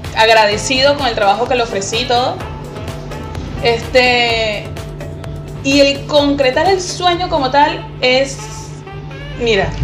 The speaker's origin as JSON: {"language": "Spanish", "area": "Margarita Island", "region": "Nueva Esparta", "country": "Venezuela", "tie": "born or raised there", "moved": "as an adult", "lives_now": "Chile", "said": "yo soy margariteña"}